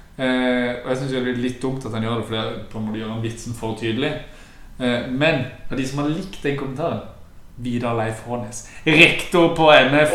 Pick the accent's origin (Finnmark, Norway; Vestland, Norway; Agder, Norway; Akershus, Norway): Agder, Norway; Sørlandet